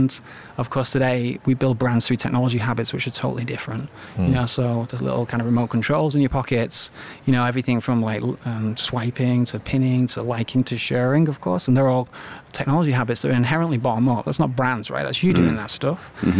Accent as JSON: {"language": "English", "region": "England", "country": "United Kingdom", "said": "let's just say England, for instance, which I love and I'm absolutely proud of being Englishman"}